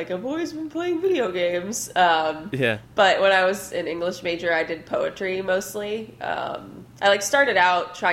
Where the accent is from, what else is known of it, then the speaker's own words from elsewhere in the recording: Ipswich, Massachusetts, United States; moved away as an adult; also born or lived in New York City, United States; now in Portland, United States; I grew up in Massachusetts in Ipswich near Boston